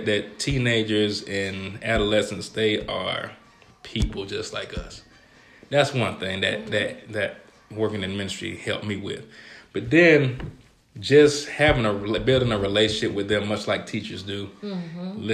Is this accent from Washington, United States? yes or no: no; Georgia, United States; moved away as an adult; now in Ohio, United States; I'm from Georgia